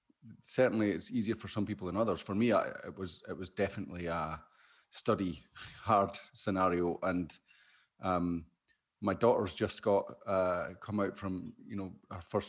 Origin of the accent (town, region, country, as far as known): Scotland, United Kingdom